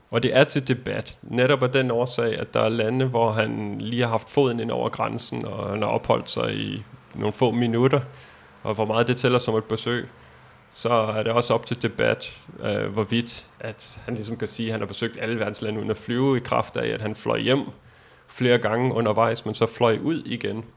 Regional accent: Denmark; vi er fra Danmark

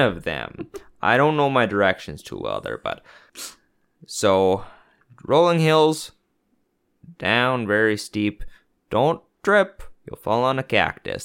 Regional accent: Canada; as a Canadian

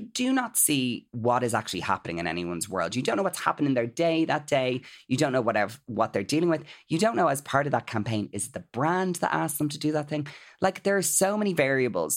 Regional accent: Ireland; as Irish people

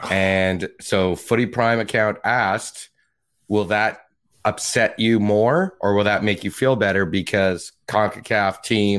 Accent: Canada; as a Canadian

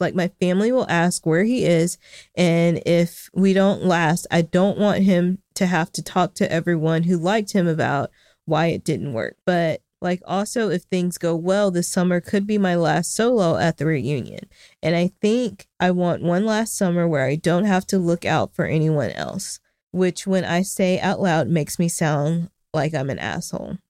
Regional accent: Arkansas, United States; my home state

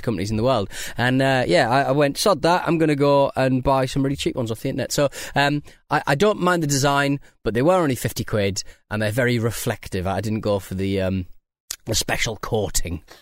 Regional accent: United Kingdom; we're British people

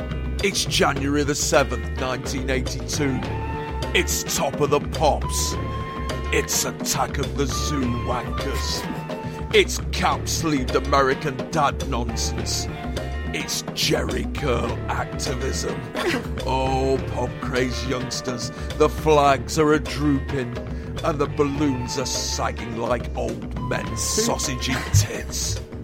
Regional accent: United Kingdom; We're British, for fuck's sake. We can take it.

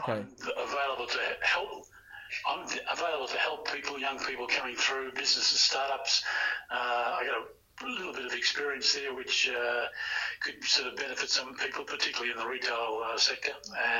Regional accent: Melbourne, Victoria, Australia; moved away; also born or lived in Tasmania, Australia / India; Even though I was born in Melbourne, it's hard to identify anywhere else as home.

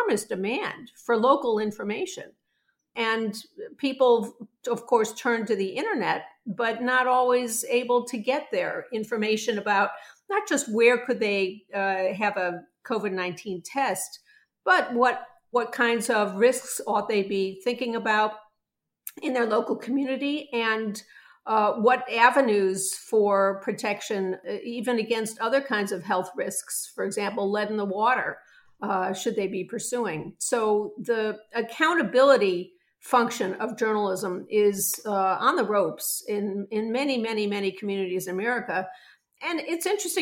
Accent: Chicago, Illinois, United States; I'm from Chicago, Illinois

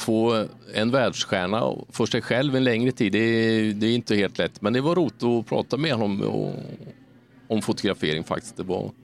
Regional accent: Sweden; när man kommer från en liten svensk stad

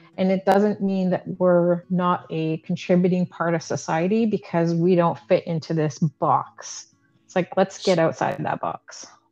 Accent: Canada; I was born and raised in Canada

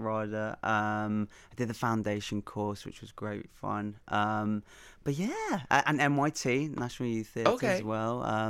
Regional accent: Ireland; Of course, as an Irishman, I can't not

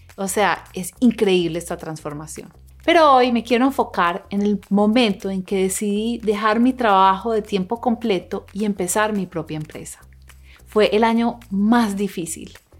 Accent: Colombia; now in Los Angeles, United States; Yo crecí en una familia en Colombia y ahora vivo en una ciudad que se llama Los Ángeles

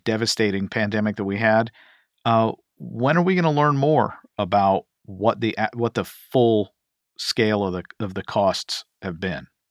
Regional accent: Kentucky, United States; my home state of Kentucky

